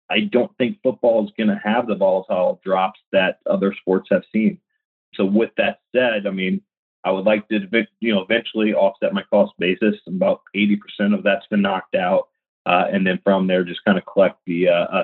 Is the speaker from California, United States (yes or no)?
no; Indiana, United States; I'm from the Hoosier State